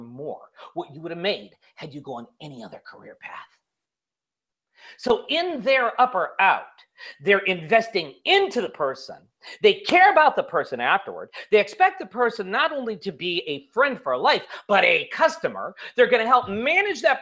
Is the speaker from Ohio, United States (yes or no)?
no; Chicago, Illinois, United States; I'm from Chicago. I'm of Italian heritage.